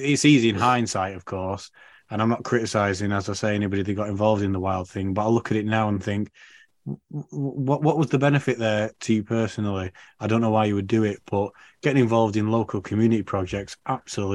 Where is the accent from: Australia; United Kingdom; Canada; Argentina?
United Kingdom; Manchester area, North West England; I'm only from the Manchester area